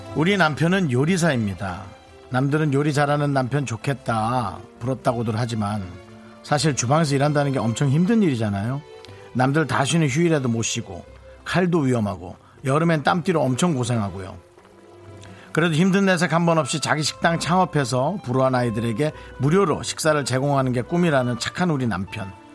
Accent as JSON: {"language": "Korean", "town": "Gangneung", "region": "Gangwon", "country": "South Korea", "tie": "born or raised there", "said": "제가 대관령 옆에 강릉 출신인데"}